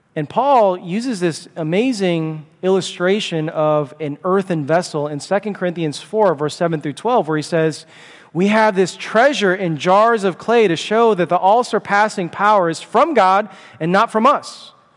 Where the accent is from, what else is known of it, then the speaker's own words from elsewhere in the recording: Chicago, Illinois, United States; I'm from Chicago